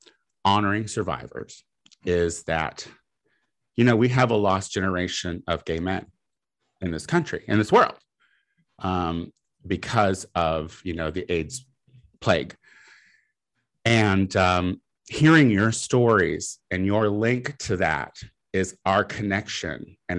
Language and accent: English; Midwest, United States; now in Los Angeles, United States; I am trash from the Midwest.